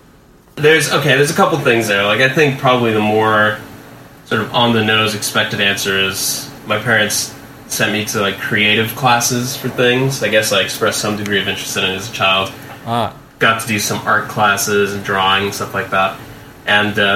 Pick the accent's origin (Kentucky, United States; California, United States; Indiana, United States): California, United States; Los Angeles; I'm from Los Angeles.